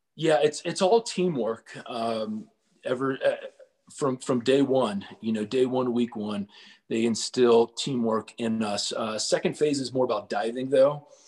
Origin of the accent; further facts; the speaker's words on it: Cincinnati, Ohio, United States; I grew up in Cincinnati uh, for about 18 years, uh, born and raised right there.